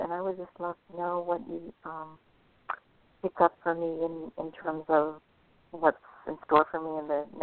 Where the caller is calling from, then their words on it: California, United States; Calling from California.